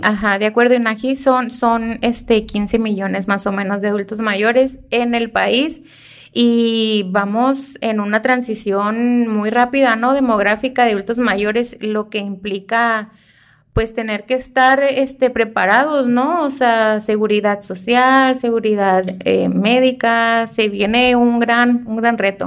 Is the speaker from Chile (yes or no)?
no; Mexico; así somos los mexicanos